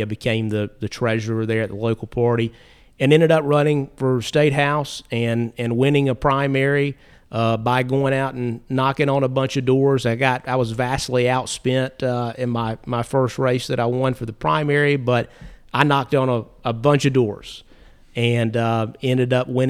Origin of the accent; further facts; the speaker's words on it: North Carolina, United States; Yeah. So I was born and raised in Caldwell County, where I live now, and I was raised by my grandparents on both sides